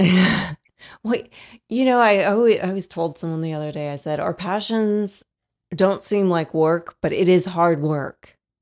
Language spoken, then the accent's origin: English; Dayton, Ohio, United States; now in Fort Wayne, United States; I'm from Dayton, Ohio originally. I'm a transplant